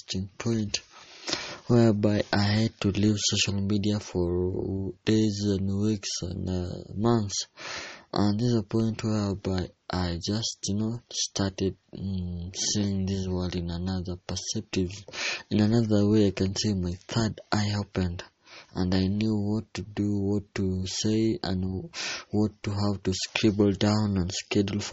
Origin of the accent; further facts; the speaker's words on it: Kenya; I'm from Kenya, East Africa